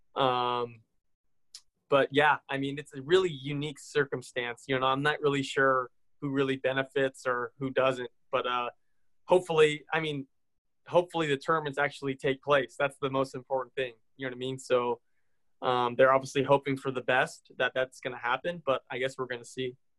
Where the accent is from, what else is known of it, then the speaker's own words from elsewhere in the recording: near Indianapolis, United States; I grew up near Indianapolis